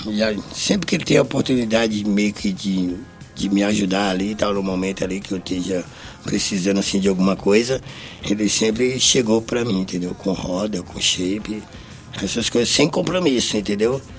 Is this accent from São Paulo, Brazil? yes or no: no; Brasília, Federal District, Brazil; E eu sou de Brasília, muito concreto, aquela coisa toda adoro borda, essas coisas, corrimão.